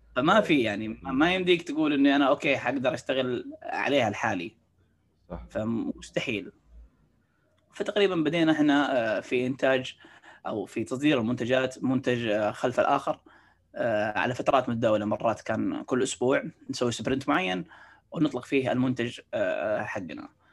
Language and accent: Arabic; Saudi Arabia; عندنا في السعوديه